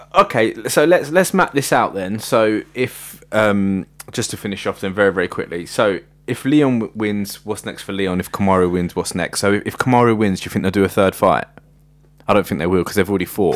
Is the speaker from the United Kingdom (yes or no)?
yes; United Kingdom; I'm British